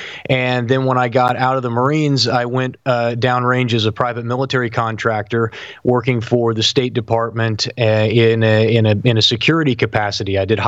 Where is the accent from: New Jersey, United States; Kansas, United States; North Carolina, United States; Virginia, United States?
Kansas, United States; Sublette; Yeah, I'm from Southwest Kansas. I'm from a little town called Sublette. That's where I grew up. And then we moved to Kansas City when I was a teenager